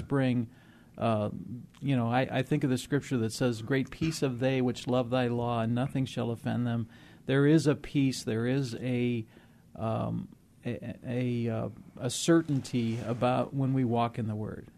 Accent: Moline, Illinois, United States; moved away; I grew up in the Midwest in the industrial area, the home of John Deere, back in the Quad Cities, Moline, Illinois, Rock Island, Illinois

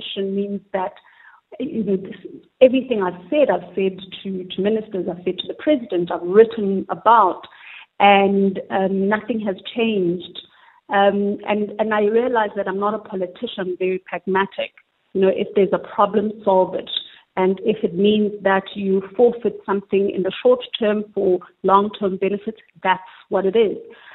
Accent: South Africa; we, as the South African consumers

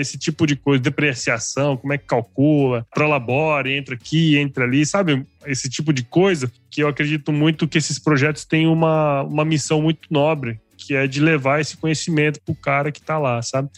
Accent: Cuiabá, Mato Grosso, Brazil; also born or lived in São Paulo; eu sou aqui de Mato Grosso, né? Eu hoje estou em Cuiabá, minha família é aqui de Cuiabá

